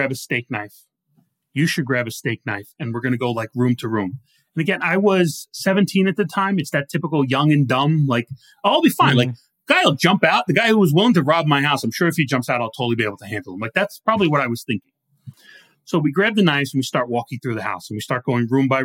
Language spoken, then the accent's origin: English; New Rochelle, New York, United States; moved away; I grew up on the South End